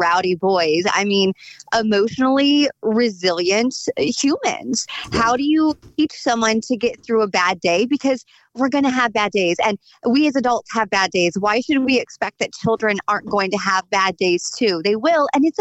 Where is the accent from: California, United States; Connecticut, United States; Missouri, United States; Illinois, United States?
Missouri, United States; Sullivan; also born or lived in Bourbon, Missouri; in my hometown, in my backyard, growing up on a farm out there in Bourbon and in the Sullivan area